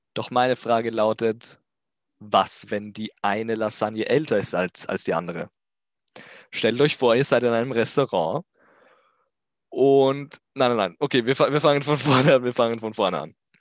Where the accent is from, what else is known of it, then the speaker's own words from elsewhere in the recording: Austria; Ich komme außerdem aus Österreich